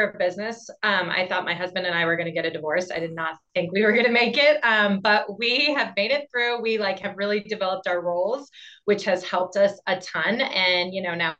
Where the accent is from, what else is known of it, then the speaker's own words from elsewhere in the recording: Maine, United States; moved away as an adult; also born or lived in Boston; now in Colorado, United States; I grew up in Maine